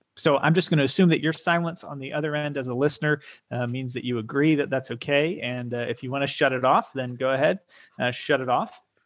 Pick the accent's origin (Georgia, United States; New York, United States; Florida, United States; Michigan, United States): Georgia, United States; Atlanta; we are from the Atlanta area